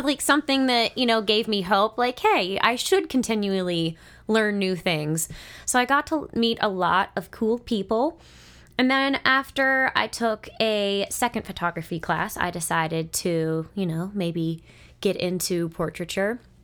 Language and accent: English; Monroeville, United States; moved away; I grew up in the Monroeville area. I lived there for thirteen years